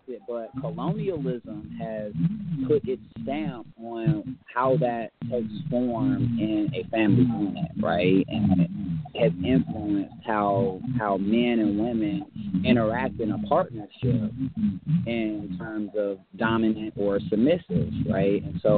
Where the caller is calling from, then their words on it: Atlanta, Georgia, United States; I am calling in from Atlanta, Georgia. And, I'm a young adult. I'm in my mid-20s right now.